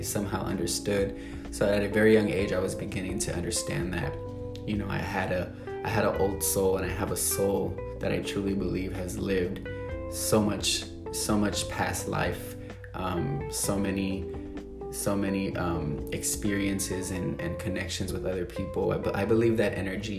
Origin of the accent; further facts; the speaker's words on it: San Antonio, Texas, United States; moved away as an adult; now in Los Angeles, United States; I grew up in San Antonio, Texas, moved around the city a lot